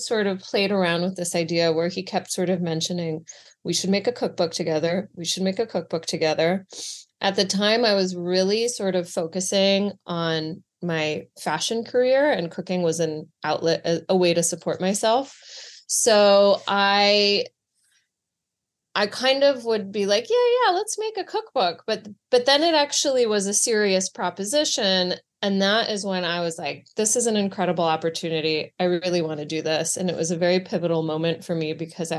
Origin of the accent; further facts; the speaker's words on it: Boston, Massachusetts, United States; moved away as an adult; also born or lived in Greece; now in New York, United States; I grew up in Boston. My mother's Greek. My dad's from Ohio. And I lived in Greece when I was little, and I would spend all of my summers there